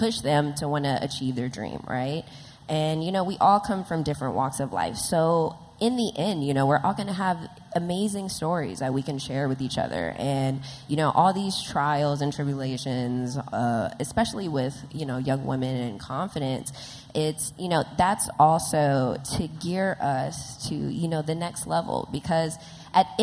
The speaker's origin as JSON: {"language": "English", "town": "Los Angeles", "region": "California", "country": "United States", "tie": "born or raised there", "said": "a young girl growing up in South Central"}